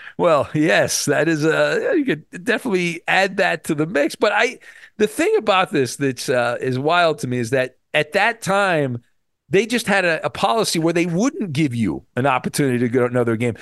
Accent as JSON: {"language": "English", "area": "near Disneyland", "region": "California", "country": "United States", "tie": "born or raised there", "said": "I grew up kind of near Disneyland"}